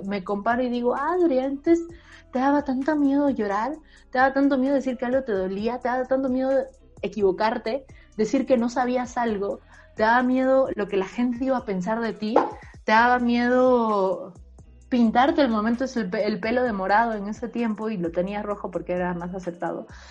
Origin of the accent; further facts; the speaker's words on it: Bolivia; moved away; also born or lived in Mexico; Soy una boliviana que publicó en México